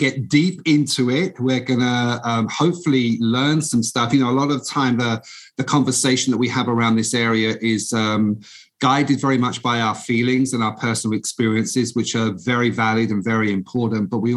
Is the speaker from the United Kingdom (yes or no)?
yes; London, United Kingdom; moved away as an adult; now in United States; I'm originally I'm British. I grew up in the East End of London